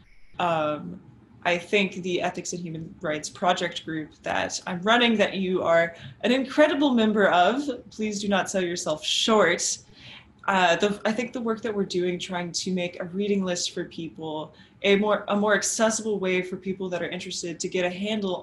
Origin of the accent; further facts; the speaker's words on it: South Texas, United States; As an American growing up in South Texas, near the Johnson Space Center